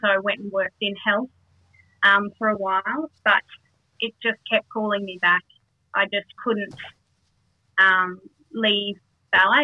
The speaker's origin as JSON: {"language": "English", "town": "Toowoomba", "region": "Queensland", "country": "Australia", "tie": "born or raised there", "also_born_or_lived": "Darwin", "said": "I was born in Darwin, but moved to Toowoomba quite early on, and haven't really moved away. Just done bits and pieces here and there, but really just a homegrown Toowoomba girl"}